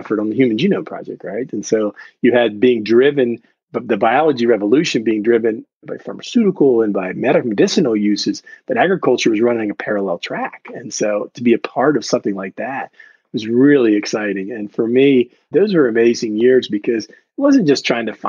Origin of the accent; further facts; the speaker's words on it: Washington, District of Columbia, United States; moved away as an adult; also born or lived in St. Louis; I was right outside my hometown of D.C.